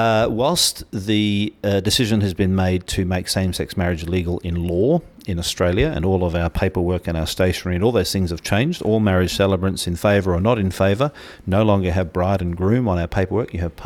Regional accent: Bahrain; I was born in the Middle East. I had an English father who was drilling for oil, an American mother who was working in a hospital in a place called Bahrain.

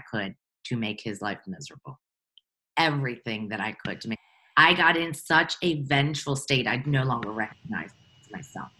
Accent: Baltimore, Maryland, United States; I come from Baltimore, Maryland.

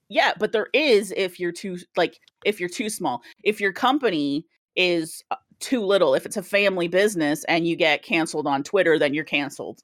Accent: Canada; I am Canadian

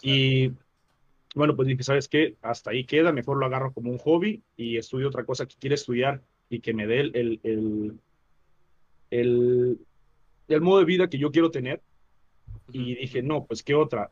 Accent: Chiapas, Mexico; moved away as an adult; also born or lived in Mexico City; terminando la preparatoria en, Chiapas

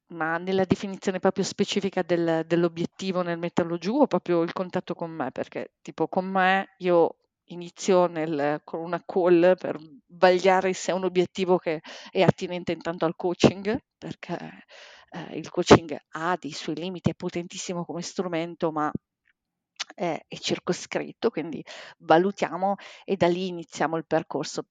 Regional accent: Bologna, Emilia-Romagna, Italy; moved away as an adult; now in Milan, Italy; adesso abito da due anni a Milano, in realtà io sono di Bologna sono originaria di Bologna

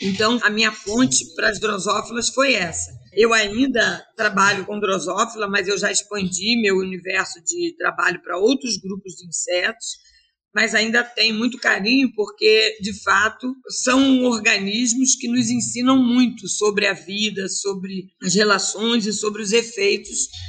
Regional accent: Rio de Janeiro, Brazil; Eu venho do Rio de Janeiro e eu nunca imaginei que seria tão bom vir para a Amazônia.

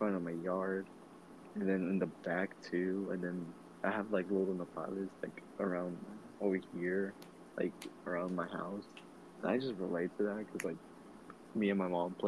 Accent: Texas, United States; We're from Texas. You know, Texas.

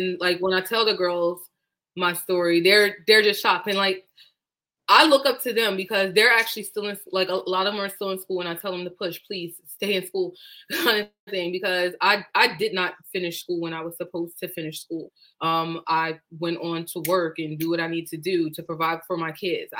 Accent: Delaware, United States; I am born and raised in Delaware

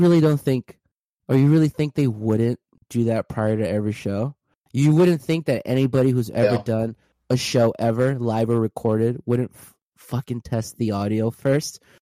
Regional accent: California, United States; I was originally born and raised in California

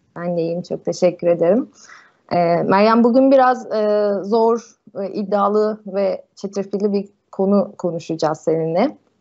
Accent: Turkey; bir Türk olarak ülkemizde

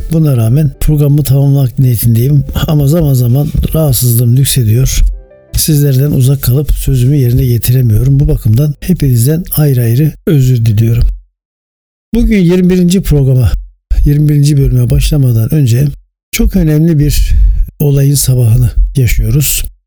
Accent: Turkey; bir Türk vatandaşı olarak ve bir Türk olarak

